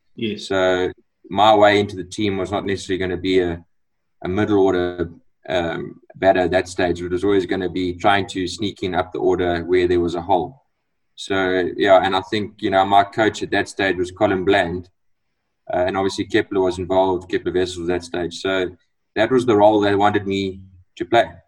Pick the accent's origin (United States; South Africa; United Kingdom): South Africa; Eastern Cape; I was I was born in the Eastern Cape, so and went to the school in the Eastern Cape